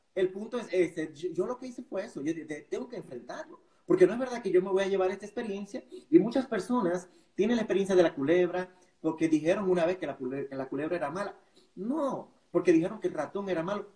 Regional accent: La Vega, Dominican Republic; Yo vengo de La Vega, de la República Dominicana

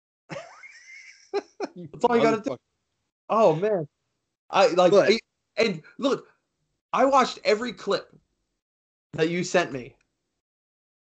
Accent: Canada; I'm Canadian. I live in Canada

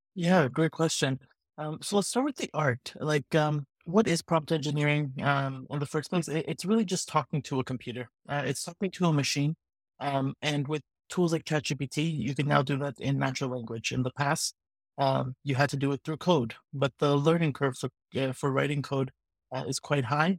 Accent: Vancouver, British Columbia, Canada; I'm from Vancouver, Canada

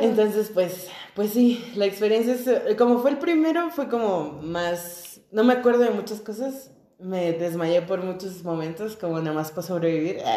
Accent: Tijuana, Baja California, Mexico; somos de Tijuana, nacidos y criados en Tijuana

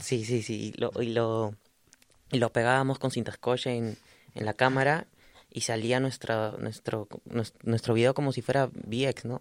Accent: Lima, Peru; also born or lived in Chiclayo, Peru; yo, soy de Chiclayo, del norte de Perú, como eh, a unas horas de Lima. Yo, pero viví casi toda mi infancia también en Lima

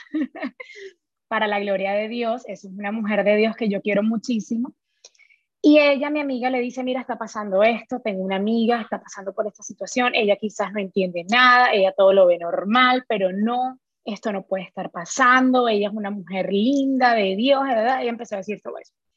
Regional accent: Colombia; moved away as an adult; also born or lived in Florida, United States; now in Houston, United States; soy de Colombia

